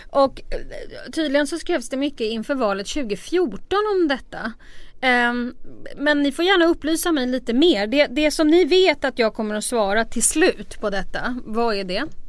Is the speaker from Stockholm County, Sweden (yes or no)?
yes; Stockholm, Stockholm County, Sweden; jag kommer ju från Stockholms innerstad